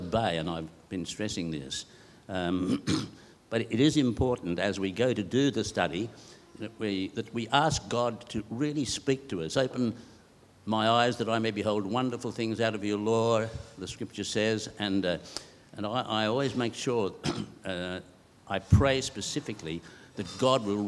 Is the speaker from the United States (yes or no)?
no; Bowral, New South Wales, Australia; moved away as an adult; also born or lived in Sarawak, Malaysia / Sabah, Malaysia; now in Perth, Australia; I come from New South Wales. My father, a lovely town called Bowral